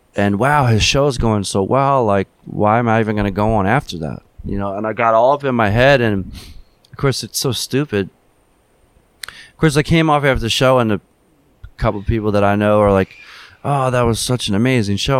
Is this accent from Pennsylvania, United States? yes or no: yes; Philadelphia, Pennsylvania, United States; growing up in Philadelphia